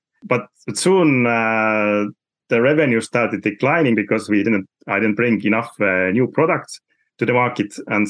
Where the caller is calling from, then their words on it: Saare County, Estonia; I'm talking from Saaremaa, which is the biggest island in Estonia.